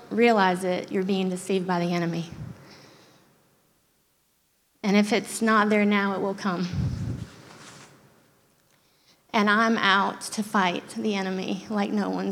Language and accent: English; Germany; moved away; I grew up in Germany